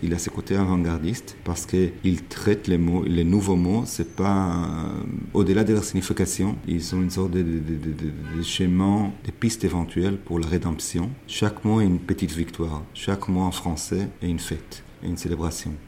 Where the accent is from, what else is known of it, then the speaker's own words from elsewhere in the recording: Israel; French is a second language; moved away; also born or lived in Paris, France; j'ai arrêté de parler, parler en hébreu, je voulais plus euh, jamais revenir en Israël